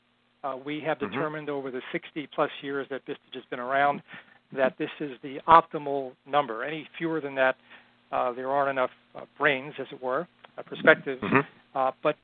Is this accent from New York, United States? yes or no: yes; outside of New York City, United States; now in Boston, United States; I was born and raised in outside of New York City and currently live in Boston